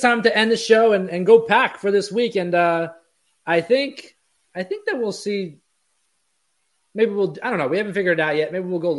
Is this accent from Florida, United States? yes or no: yes; Florida, United States; now in New York, United States; A bunch of my friends from my hometown in Florida are promoting that someone from our town is on Big Brother.